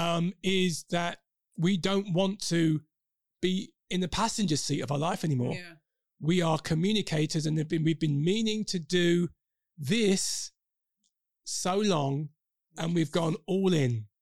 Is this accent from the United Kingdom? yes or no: yes; London, United Kingdom; accent: Cockney; We are we are Londoners. Oh. So um, you know, we might go into Cockney every now and again.